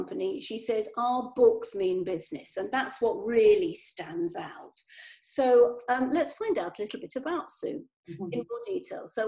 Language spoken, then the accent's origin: English; United Kingdom; we're the same sort of age, we're British